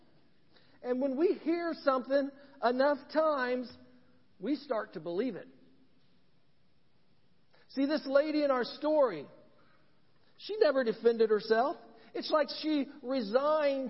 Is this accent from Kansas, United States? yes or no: no; Ridgeville, Indiana, United States; growing up in Randolph County, a little town called Ridgeville